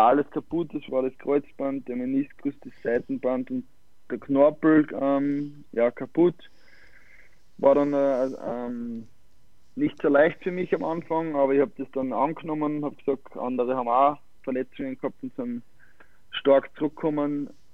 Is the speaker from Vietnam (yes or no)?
no; Styria, Austria; also born or lived in Malta / Klagenfurt; als Steirer